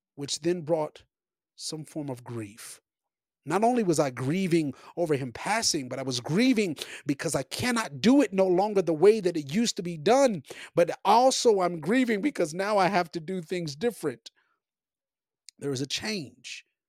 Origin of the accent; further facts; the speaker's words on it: Copperas Cove, Texas, United States; moved away as an adult; now in Colorado, United States; I have been in Copper's Cove, Killeen, Texas, all of my life, small little beautiful town, but all of my life, that is all I know in some sense, like, that, that's all I was raised around